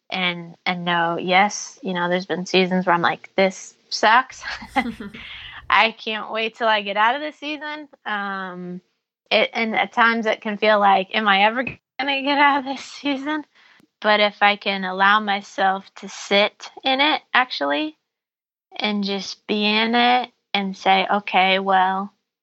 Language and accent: English; Iowa, United States; growing up in Iowa